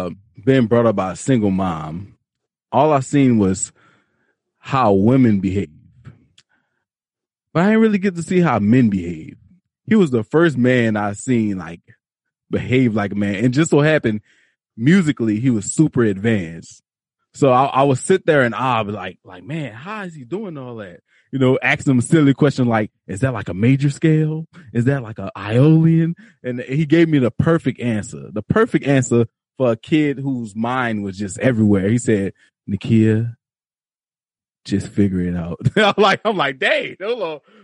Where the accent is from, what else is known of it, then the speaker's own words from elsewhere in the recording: New Orleans, Louisiana, United States; I'm from New Orleans.